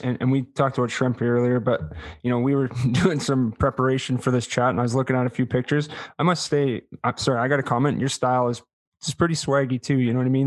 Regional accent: Winnipeg, Manitoba, Canada; I'm from Winnipeg and it's a lot different there

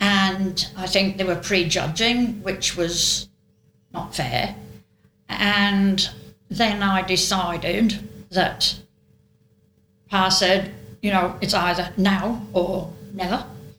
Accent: North West England, United Kingdom; accent: Lancashire; they sent me to elocution lessons so that I would lose my Lancashire

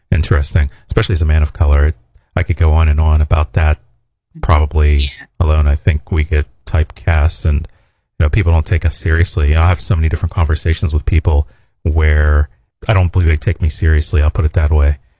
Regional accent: Pittsburgh, Pennsylvania, United States; I'm a Steelers fan. I'm from Pittsburgh

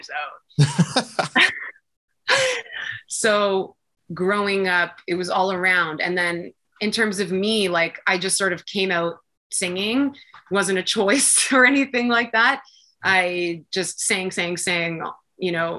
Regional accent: Toronto, Ontario, Canada; I am born and raised in Toronto

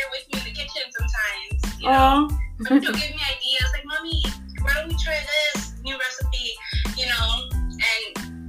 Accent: New York City, New York, United States; I'm from Bronx, New York. Usually cater for small events or the holidays. I'm in the tri-state area.

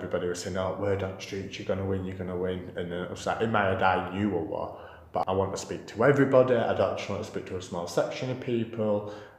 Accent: Buttershaw, Yorkshire and the Humber, United Kingdom; Why, because I was from Buttershaw, did I and us get treated differently and spoke of differently?

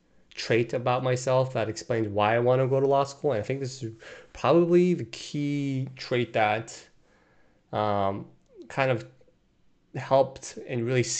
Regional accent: Brazil; moved away as an adult; also born or lived in Korea; now in United States; I was born in Korea, but I moved to Brazil when I was two. And I grew up there, attending an American school while growing up in a Korean household. And while all while being in a Brazilian culture and environment.

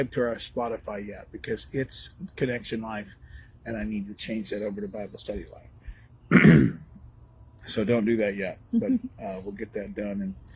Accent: Northern California, United States; I grew up in Northern California

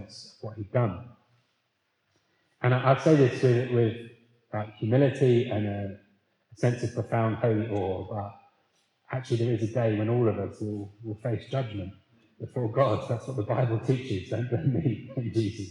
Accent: Leeds, Yorkshire and the Humber, United Kingdom; I'm from Leeds

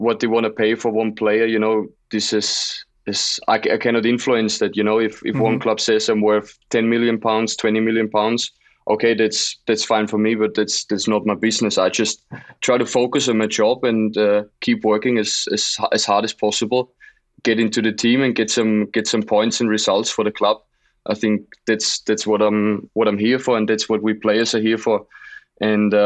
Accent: Austria; moved away as an adult; now in Leeds, United Kingdom; We always watched in Austria, it was always a big thing to get to watch Premier League

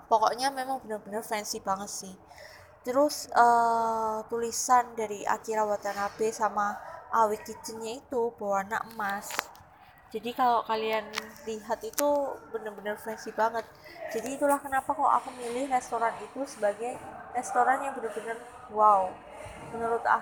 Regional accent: Surabaya, East Java, Indonesia; karena aku dari Surabaya jadi aku milih

